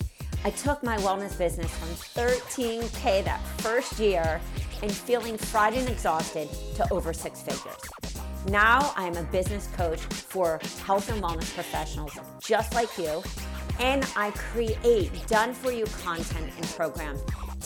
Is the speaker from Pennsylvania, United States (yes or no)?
yes; Philadelphia, Pennsylvania, United States; I grew up right downtown.